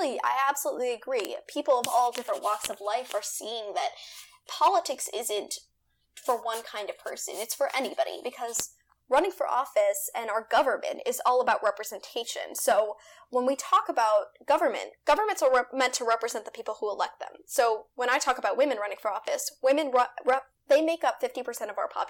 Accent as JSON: {"language": "English", "region": "Virginia", "country": "United States", "said": "my home state of Virginia"}